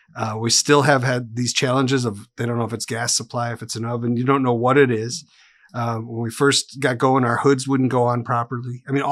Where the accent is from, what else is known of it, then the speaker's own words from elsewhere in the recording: Wisconsin, United States; now in Tennessee, United States; So I come from Wisconsin. I've been in Tennessee for 7 years with my wife and my two daughters.